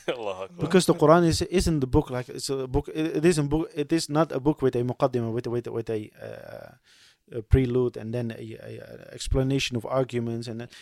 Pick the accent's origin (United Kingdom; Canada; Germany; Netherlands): Netherlands; Waddinxveen, South Holland; born or raised there; moved away; also born or lived in Riyadh